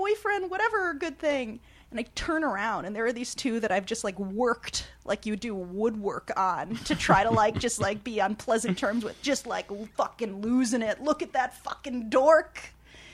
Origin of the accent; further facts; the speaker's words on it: Chicago, Illinois, United States; moved away; also born or lived in New York; I'm from Chicago, I'm from the suburbs